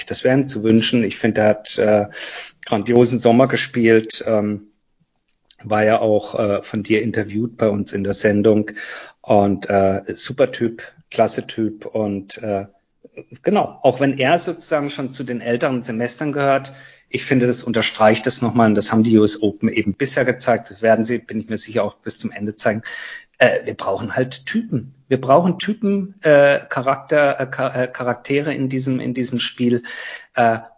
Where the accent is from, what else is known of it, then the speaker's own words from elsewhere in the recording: Karlsruhe, Baden-Württemberg, Germany; Meine Heimatstadt.